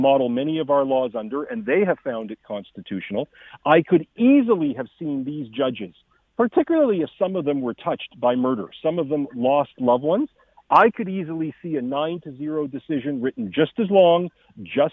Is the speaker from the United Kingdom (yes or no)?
no; Canada; our moral values as Canadians